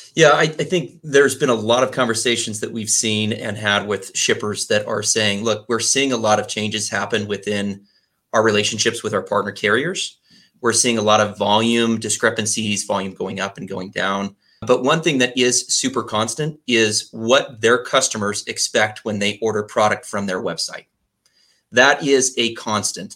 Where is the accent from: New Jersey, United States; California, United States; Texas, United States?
Texas, United States; I grew up in Texas, and that's where I learned the phrase from.